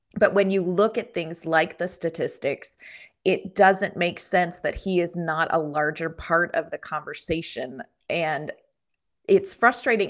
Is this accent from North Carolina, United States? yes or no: no; Pennsylvania, United States; a girl born and raised in Pennsylvania